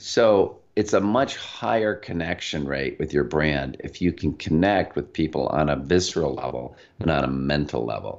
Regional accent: Michigan, United States; Michigan, where, uh, Liz and I both hail from, you probably can't tell we're from Michigan

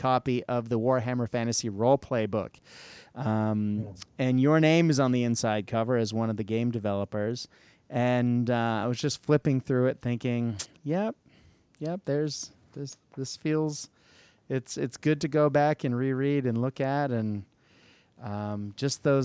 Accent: United States; an American who teaches children Australian English

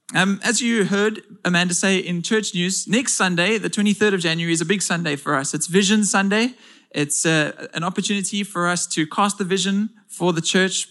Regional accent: South Africa

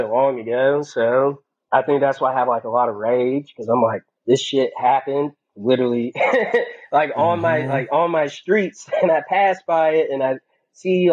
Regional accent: Mobile, Alabama, United States; I'm from fucking Mobile, Alabama.

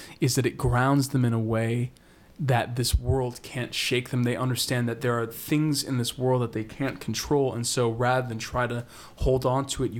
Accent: Boston, Massachusetts, United States; I grew up in Boston

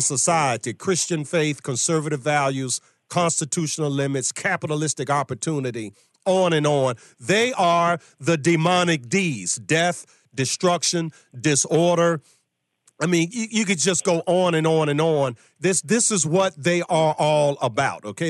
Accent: Virginia, United States; my home state of Virginia

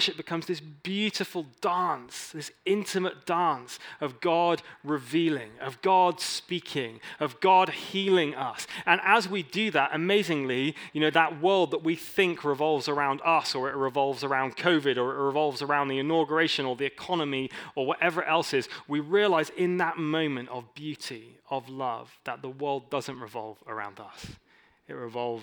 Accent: England, United Kingdom; I'm an English dude.

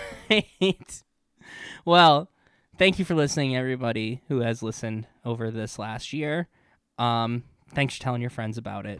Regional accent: New York, United States; don't really have a natural favorite team since I'm from Western New York

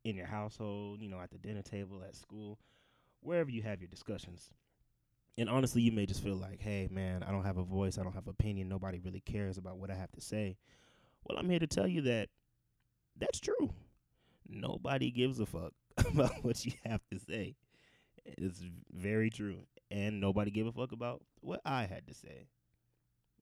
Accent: Georgia, United States; I'm Nigerian. Grew up in a Nigerian household. Born and raised in Georgia

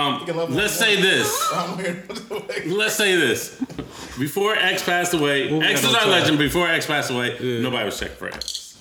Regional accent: Kentucky, United States; I'm from Kentucky

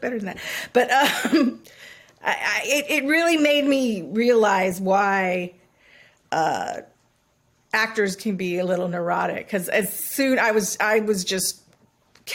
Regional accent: Hawaii, United States; I grew up in Hawaii

